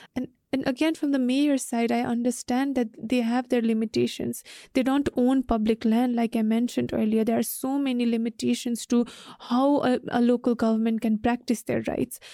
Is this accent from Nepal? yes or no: yes; Hetauda, Bagmati, Nepal; I lived in Hitoda